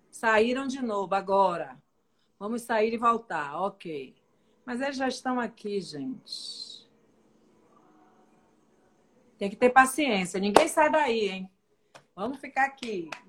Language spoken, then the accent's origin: Portuguese; Northeast Region, Brazil; Sou nordestina da Gema.